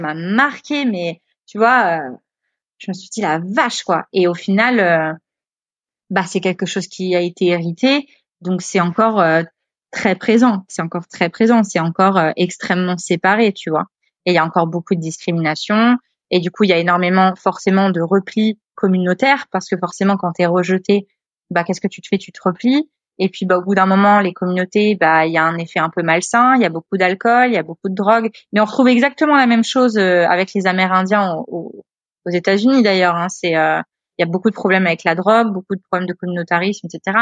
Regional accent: Le Havre, Normandy, France; moved away as an adult; also born or lived in Réunion / Australia; avec ma mère, j'avais grandi euh, à la campagne, donc euh, j'étais native du Havre. Mais à partir de 13 ans, j'étais dans les terres

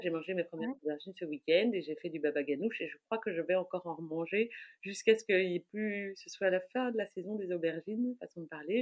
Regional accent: Brussels, Brussels-Capital Region, Belgium; je suis bruxelloise, née à Bruxelles, de parents étrangers, mais née à Bruxelles il y a déjà donc 47 ans

